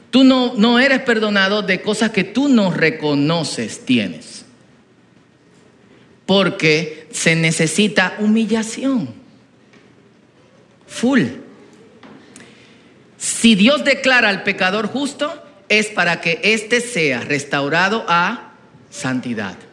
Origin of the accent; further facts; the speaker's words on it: Herrera, Distrito Nacional, Dominican Republic; Bueno, yo crecí en Herrera, en los cumpleaños del barrio, eh, en los tiempos de mi abuela, los bailadores, eh, de niño yo estaba ahí.